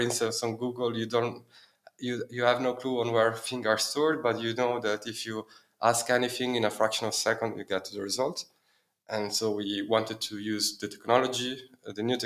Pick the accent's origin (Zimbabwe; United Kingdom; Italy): Italy; Milan, Lombardy; moved away as an adult; also born or lived in Dublin, Ireland; now in Berlin, Germany; I'm from Milan, I'm from Italy, where I study economics and business law